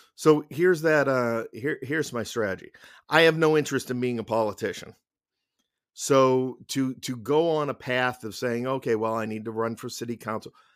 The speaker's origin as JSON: {"language": "English", "town": "Somerville", "region": "Massachusetts", "country": "United States", "tie": "born or raised there", "moved": "as an adult", "said": "I grew up in Somerville. I went to Malden Catholic High School. I left at 18 to uh, join the military."}